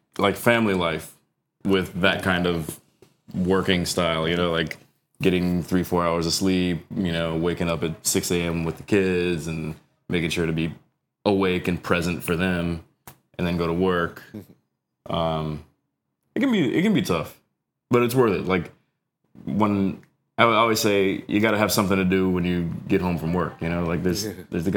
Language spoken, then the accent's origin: English; North Carolina, United States; moved away as an adult; also born or lived in Chicago / New York; I was born in Chicago, grew up in North Carolina, New York for 8 years, and then moved back down